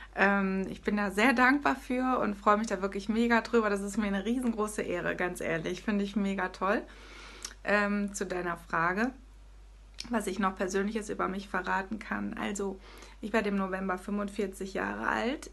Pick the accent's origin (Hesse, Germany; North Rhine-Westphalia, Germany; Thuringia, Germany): Hesse, Germany; moved away as an adult; now in Hanover, Germany; ursprünglich komme ich aus Hessen. Ja, ich bin tatsächlich ein Hesse-Major.